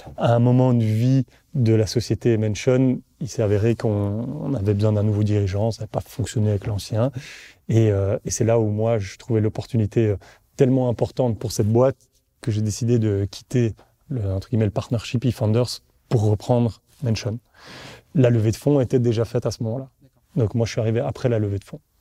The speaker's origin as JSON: {"language": "French", "town": "Brussels", "region": "Brussels-Capital Region", "country": "Belgium", "accent": "Belgian", "said": "je suis bruxellois"}